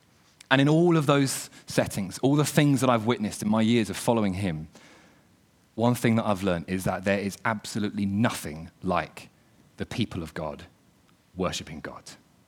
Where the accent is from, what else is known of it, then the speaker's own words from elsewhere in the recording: the South, United States; I've led worship in my church where I was brought up back in the South in a Baptist church